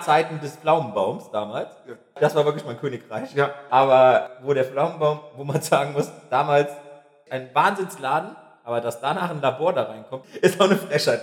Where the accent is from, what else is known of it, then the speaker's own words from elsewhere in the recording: Niederwerth, Rhineland-Palatinate, Germany; Ich komme ja bekanntlich von der Rheininsel.